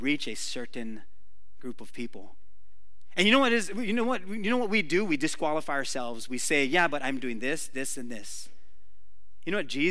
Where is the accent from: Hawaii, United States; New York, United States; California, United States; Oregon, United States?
Hawaii, United States; Waimanalo; I grew up in Waimanalo, this is on Oahu